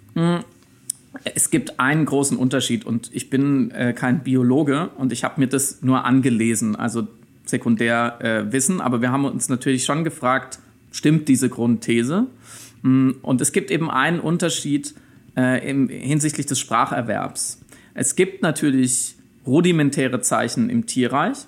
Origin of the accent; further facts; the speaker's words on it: Waldkirch, Baden-Württemberg, Germany; moved away as an adult; now in Berlin, Germany; Ich bin aber gebürtig aus dem Schwarzwald, aus äh, Waldkirch bei Freiburg